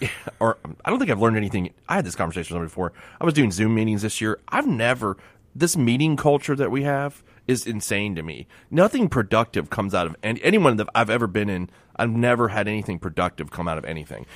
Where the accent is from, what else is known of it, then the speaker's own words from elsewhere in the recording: Miami, Florida, United States; I grew up in Miami